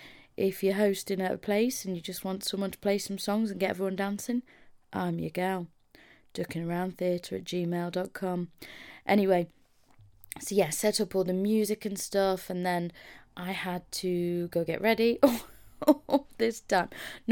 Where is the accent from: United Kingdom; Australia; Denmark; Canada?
United Kingdom; Mansfield, East Midlands; So I came from Mansfield. I drove to Nash's in Birmingham, stayed the night.